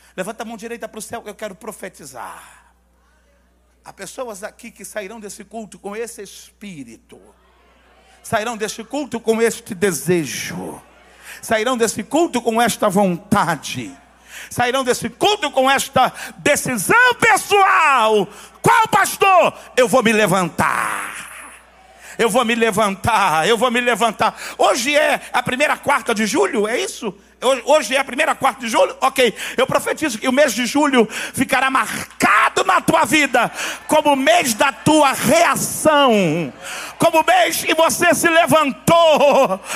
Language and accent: Portuguese; Baixada Fluminense, Rio de Janeiro, Brazil; eu sou lá da Baixada